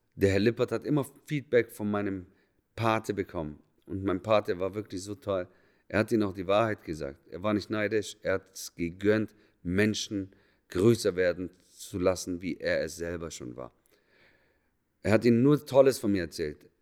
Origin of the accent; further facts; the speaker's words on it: Germany; moved away as an adult; also born or lived in Munich / Berlin / Zurich; da, wo ich herkomme, näher Bodensee